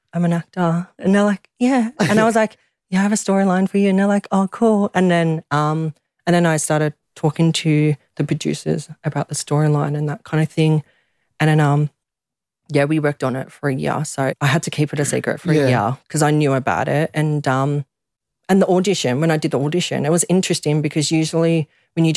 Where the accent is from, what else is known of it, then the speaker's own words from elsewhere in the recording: Australia; I'm Australian actor